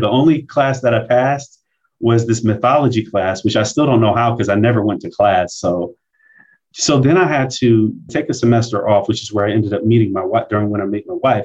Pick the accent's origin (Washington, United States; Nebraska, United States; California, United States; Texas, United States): Nebraska, United States; Omaha; I'm born and raised in Omaha, Nebraska, and I came up in our black community here in Omaha called North Omaha.